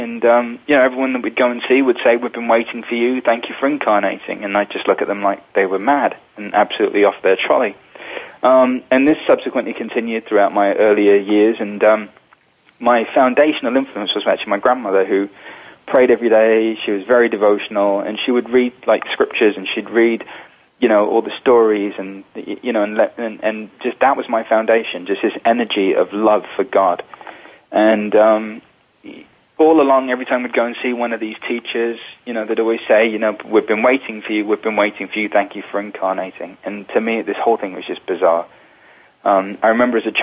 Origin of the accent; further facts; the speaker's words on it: London, United Kingdom; I was born in England, in London, into a spiritual family in 1978